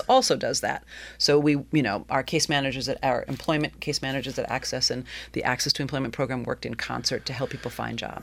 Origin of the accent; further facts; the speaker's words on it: Willimantic, Connecticut, United States; also born or lived in Madison, Wisconsin; in 1971, uh, my family moved from Madison, Wisconsin to Willimantic. My dad took a position, his his postdoctoral position at UConn, and we moved to the other side of the river. Uh, 343 Pleasant Street is where oh. I grew up